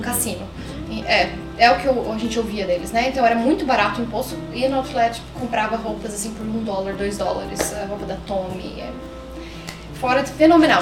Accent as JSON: {"language": "Portuguese", "town": "Curitiba", "region": "Paraná", "country": "Brazil", "moved": "as an adult", "lives_now": "Toronto, Canada", "said": "Mesmo sendo curitibana"}